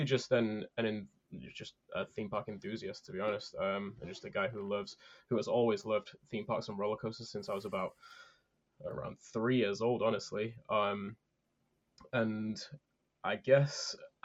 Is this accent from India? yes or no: no; United Kingdom; I am a British coaster enthusiast